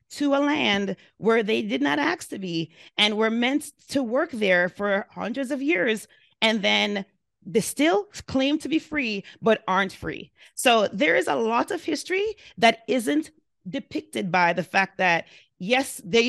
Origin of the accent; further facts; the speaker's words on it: Jamaica; now in United States; I'm an immigrant as well. I lived in a very different country than the United States, and I lived in the United States for 37 years. I identify myself as Jamaican because that's who I am.